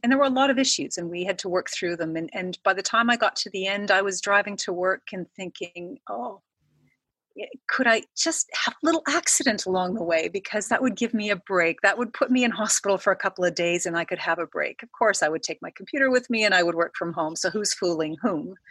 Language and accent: English; Canada; moved away as an adult; now in Australia; I am Canadian came to Australia about 10 years ago for a job